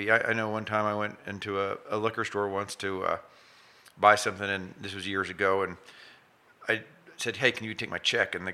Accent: Chautauqua, Kansas, United States; also born or lived in Saint Paul, Kansas; I grew up in Chautauqua, Chautauqua, And then I live in Saint Paul now. So, and I, yeah, so I'm, I'm local Southeast Kansas through and through.

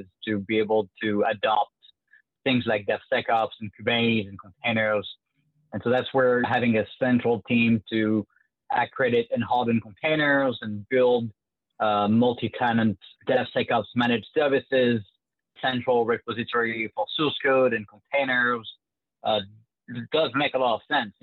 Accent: France; accent: French; English is a second language; moved away as an adult; now in United States; you can tell with my French accent that I was not born in the U.S. I moved to the U.S. about 10 years ago now.

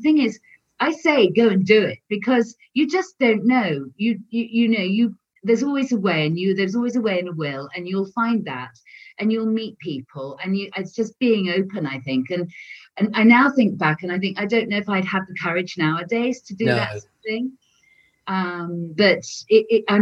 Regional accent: England, United Kingdom; moved away as an adult; now in France; I'm English

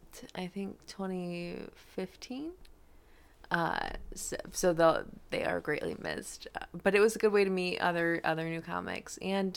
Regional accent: near Ogemaw County, Michigan, United States; moved away as an adult; also born or lived in Au Gres, Michigan / Standish, Michigan / Bay City, Michigan / Auburn, Michigan; I grew up near Ogama County.

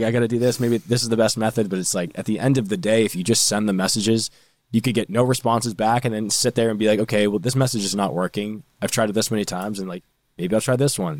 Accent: North Shore, Massachusetts, United States; I'm actually from the North Shore, not Boston.

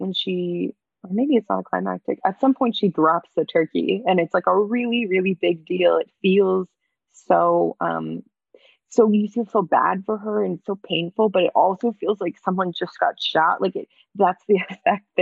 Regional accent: Canada; moved away as an adult; also born or lived in New York; I'm Canadian and I was living in New York

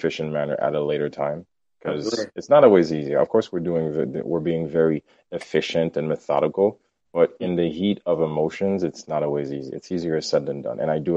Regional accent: Haiti; moved away; I grew up in Haiti

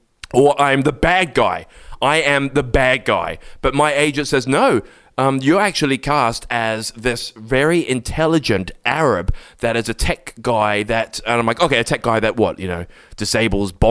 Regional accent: England, United Kingdom; accent: quite English, well spoken; you can tell my accent is, I'm quite English. I'm well spoken

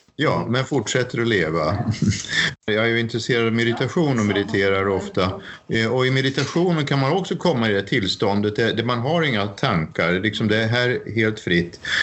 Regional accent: Sweden; moved away as an adult; now in Norway; jag är svensk

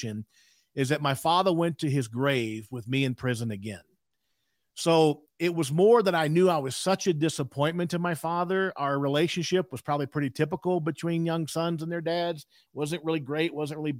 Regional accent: South Louisiana, United States; I was raised in South Louisiana

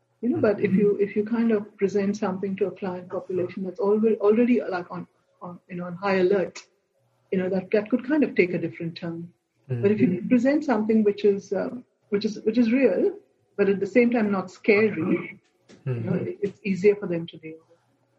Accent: Goa, India; I come from Goa and, our monkeys always raided my mango trees

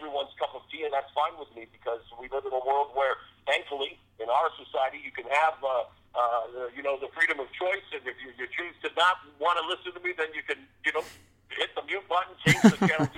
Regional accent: Canada; growing up in Canada

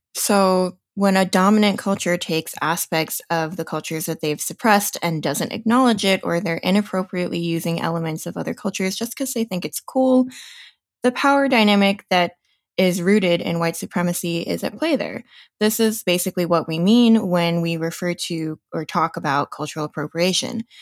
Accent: New Jersey, United States; now in Denver, United States; I am proud to be a second generation Taiwanese American born and raised in New Jersey

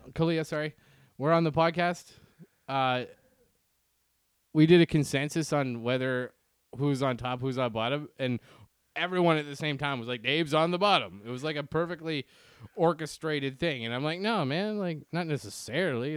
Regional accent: Canada; now in United States; I'm Canadian

